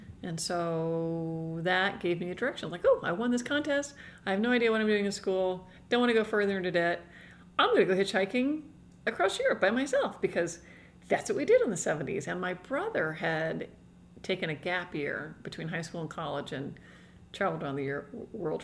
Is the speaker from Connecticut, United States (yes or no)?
no; New York, United States; I grew up in New York State